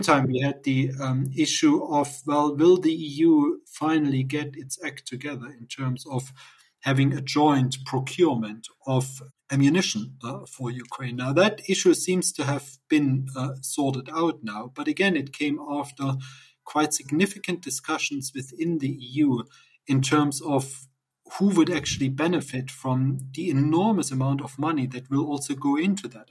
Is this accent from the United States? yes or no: no; East Germany, Germany; moved away; I grew up in in East Germany